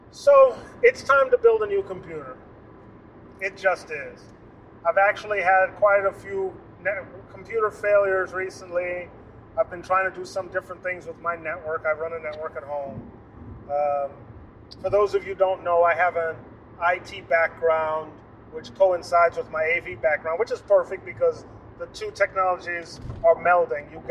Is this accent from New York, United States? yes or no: yes; New York City, New York, United States; also born or lived in New Jersey; And I grew up driving in New York City.